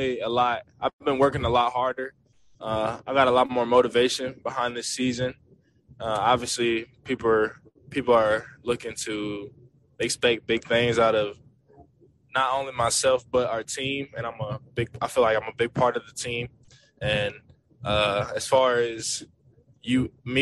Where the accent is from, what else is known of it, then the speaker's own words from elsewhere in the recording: Philadelphia, Pennsylvania, United States; moved away; When I was growing up in Philadelphia, my dad put me in football